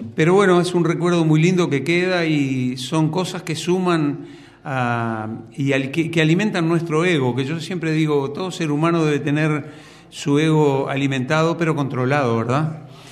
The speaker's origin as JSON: {"language": "Spanish", "region": "Montevideo", "country": "Uruguay", "tie": "born or raised there", "said": "Yo nací en Montevideo, eh, ahí en el barrio, cerca del barrio Villa Española, cerca del Mercado Modelo, que es donde vivo"}